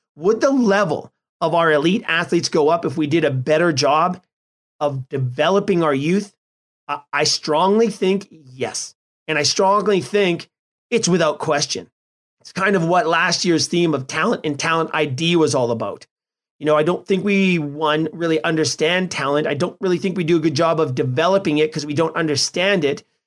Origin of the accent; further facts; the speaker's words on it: Edmonton, Alberta, Canada; In my hometown of Edmonton is a real hockey hotspot.